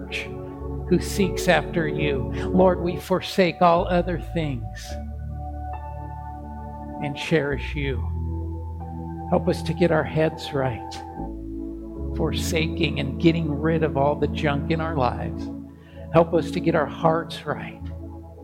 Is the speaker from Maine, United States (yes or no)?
no; Kansas, United States; now in Helena, United States; growing up in Kansas in a small town, every house in our neighborhood had a porch and a porch swing.